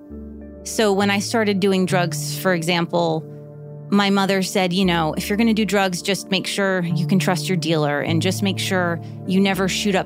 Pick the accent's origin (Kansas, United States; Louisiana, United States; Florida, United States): Florida, United States; Miami Beach; now in Los Angeles, United States; I grew up in Miami Beach in the 80s